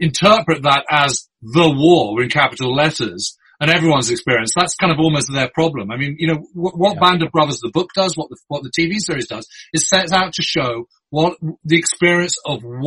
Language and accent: English; United Kingdom; as a Brit